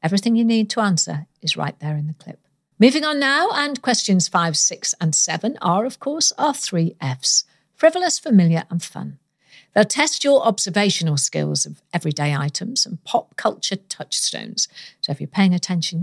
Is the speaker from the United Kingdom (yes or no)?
yes; Welsh, Wales, United Kingdom; I am Welsh